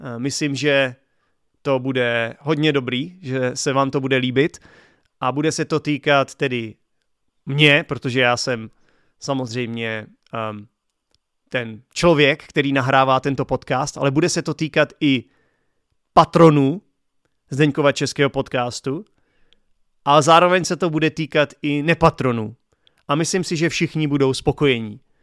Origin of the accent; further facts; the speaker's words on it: Czechia; first language Czech; my Češi